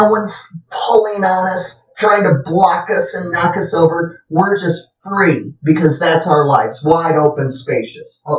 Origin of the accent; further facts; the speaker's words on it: South Dakota, United States; Growing up in South Dakota. up in South Dakota, where we had lots of fields and we went running all